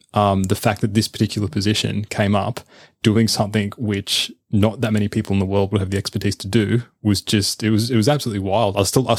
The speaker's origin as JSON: {"language": "English", "country": "Australia", "said": "As an Aussie, of course, yeah."}